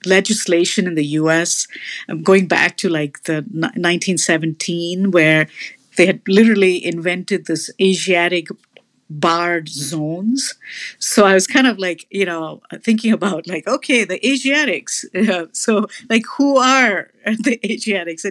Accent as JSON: {"language": "English", "country": "India", "moved": "yes", "lives_now": "United States", "said": "I also identify as Indian and brown"}